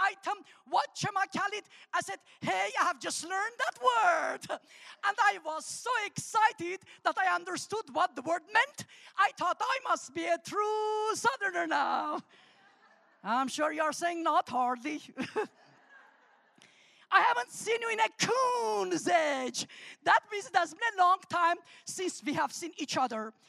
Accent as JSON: {"language": "English", "country": "Armenia", "also_born_or_lived": "Alabama, United States", "first_language": "Armenian", "second_language": "English", "moved": "yes", "lives_now": "United States", "said": "English is my third language. So I'm going to teach you three words in my first language, Armenian, that is spoken in the former Soviet Republic of Armenia."}